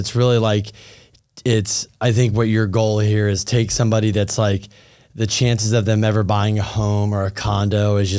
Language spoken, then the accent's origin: English; Thousand Oaks, California, United States; I grew up in Westlake Thousand Oaks.